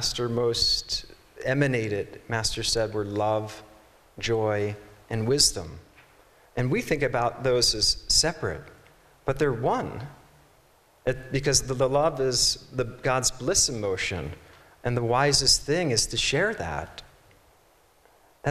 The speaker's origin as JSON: {"language": "English", "region": "East Coast", "country": "United States", "said": "I'm from the East Coast and I mispronounced poem so many times people made fun of me."}